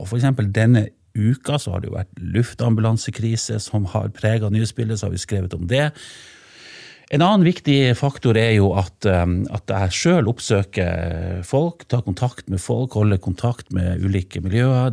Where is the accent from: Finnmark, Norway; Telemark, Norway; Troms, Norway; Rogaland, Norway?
Troms, Norway; Senja; also born or lived in Finnsnes; now in Tromsø, Norway; hjemme i kommunen der jeg vokste opp, på Senja